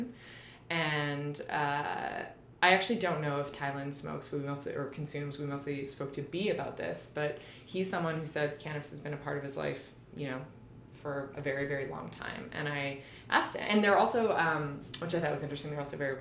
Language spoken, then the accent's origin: English; Canada; moved away as an adult; also born or lived in New York; I'm from Canada also.